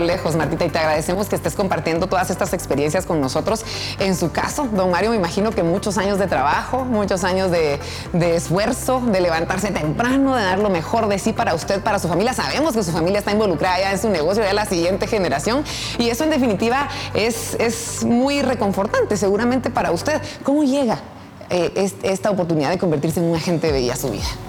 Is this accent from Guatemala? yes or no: yes; Guatemala